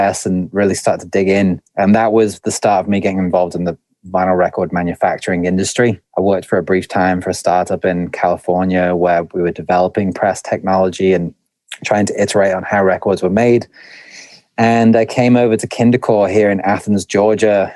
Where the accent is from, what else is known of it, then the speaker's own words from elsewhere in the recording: Stoke-on-Trent, West Midlands, United Kingdom; moved away as an adult; now in United States; my accent's a little bit muddy, but originally I was born in the north of England in a place called Stoke-on-Trent, and I've been an expat in the US for, I think, going on 7 or 8 years now